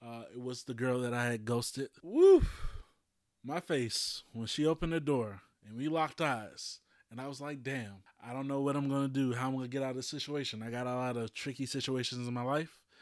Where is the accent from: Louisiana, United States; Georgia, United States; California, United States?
Louisiana, United States; I'm from Louisiana